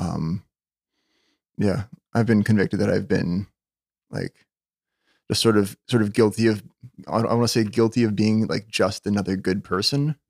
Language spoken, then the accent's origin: English; Winnipeg, Manitoba, Canada; I was born in Winnipeg, Victoria General Hospital. Um, yeah, n-, never really saw fit to move away, I guess